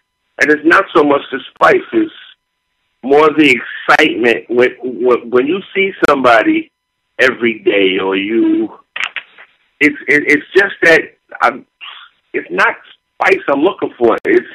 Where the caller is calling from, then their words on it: New Jersey, United States; I'm calling from New Jersey.